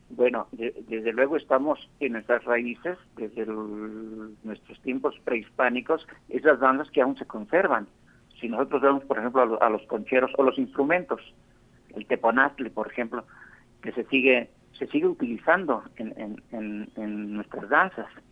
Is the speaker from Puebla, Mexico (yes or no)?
yes; Puebla, Mexico; moved away; also born or lived in Mexico City / United States; Yo soy de Puebla, soy poblano, eh, bueno, me considero chilango poblano